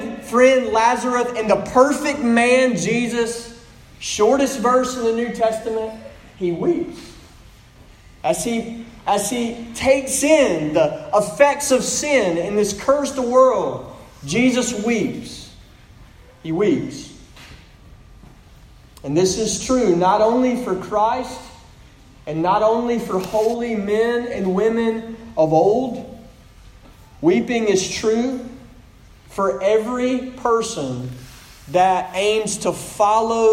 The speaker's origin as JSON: {"language": "English", "town": "Pearl", "region": "Mississippi", "country": "United States", "said": "I'm from Pearl, Mississippi"}